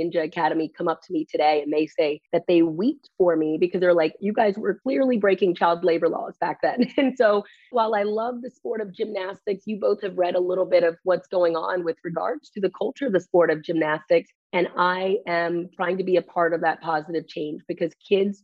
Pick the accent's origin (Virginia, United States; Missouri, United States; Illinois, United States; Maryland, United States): Maryland, United States; my hometown of Maryland